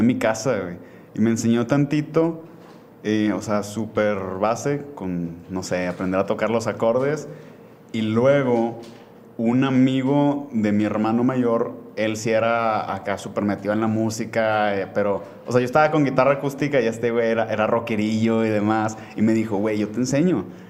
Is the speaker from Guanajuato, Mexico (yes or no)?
no; Monterrey, Nuevo León, Mexico; nací aquí en, en Monterrey